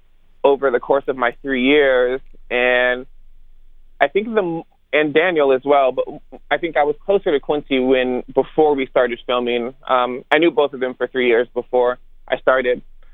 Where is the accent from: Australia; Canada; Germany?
Germany; born there; Yeah, so I'm not originally from the South. You know, I was born in Germany and military brat, quote unquote